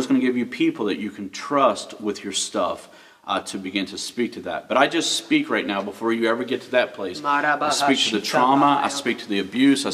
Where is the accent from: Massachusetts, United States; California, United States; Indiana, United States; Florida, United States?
Florida, United States; now in West Virginia, United States; I grew up in Florida, hot.